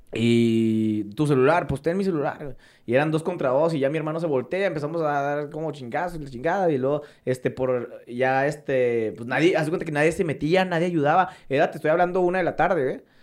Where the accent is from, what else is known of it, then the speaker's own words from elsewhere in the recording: Ciudad Juárez, Chihuahua, Mexico; also born or lived in Mexico City; Yo vivía, me crecí en Morelos 1, 2, 3, 4, 5, allá en Las Torres. O sea, ahí me crié yo